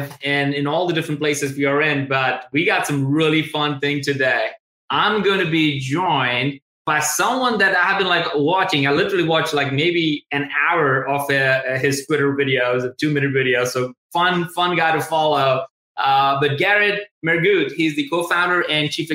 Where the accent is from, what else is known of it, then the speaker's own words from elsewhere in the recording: India; moved away as an adult; also born or lived in Tuscaloosa, Alabama; I'm originally from India